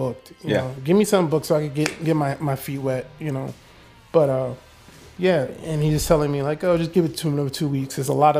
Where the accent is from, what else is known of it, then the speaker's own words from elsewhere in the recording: Philadelphia, Pennsylvania, United States; I grew up in Philly